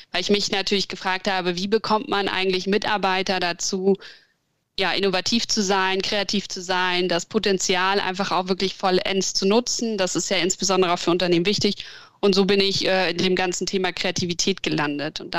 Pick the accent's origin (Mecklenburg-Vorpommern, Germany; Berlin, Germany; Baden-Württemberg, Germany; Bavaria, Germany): Berlin, Germany; now in Hamburg, Germany; Ähm, ich bin ursprünglich aus Berlin, also noch ein bisschen großstädterischer als Hamburg eigentlich und bin dann zum Studieren irgendwann nach Hamburg gekommen